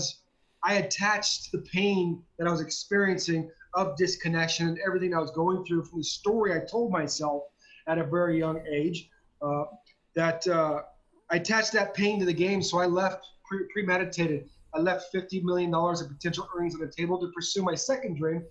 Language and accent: English; Southern California, United States; I grew up in Southern California, and I was a diehard Dodger fan